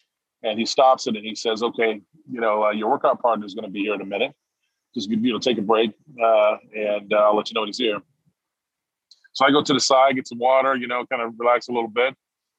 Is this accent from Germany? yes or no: yes; Heidelberg, Baden-Württemberg, Germany; also born or lived in Jackson, Mississippi; Well, so I was born in Jackson, Mississippi, and I was raised partially in Heidelberg, Germany.